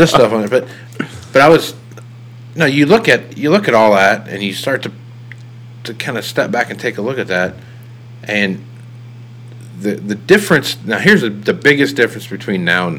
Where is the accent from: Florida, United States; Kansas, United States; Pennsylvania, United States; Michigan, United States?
Kansas, United States; I'm from Kansas